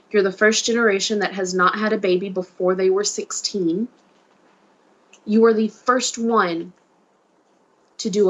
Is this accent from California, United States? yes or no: no; Mississippi, United States; me, little bitty Southern little me, that has no concept of a bigger outer world because I've never left my home state is going to China.